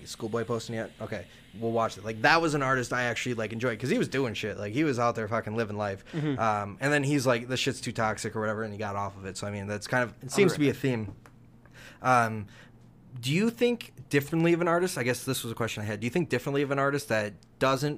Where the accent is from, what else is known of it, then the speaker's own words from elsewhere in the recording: United States; I'm American, true-blooded American here